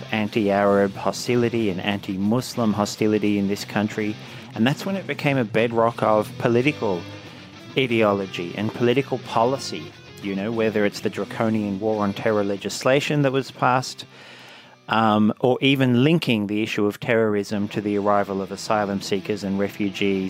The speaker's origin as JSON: {"language": "English", "area": "Blue Mountains", "region": "New South Wales", "country": "Australia", "tie": "born or raised there", "said": "when I was a teenager growing up in the Blue Mountains"}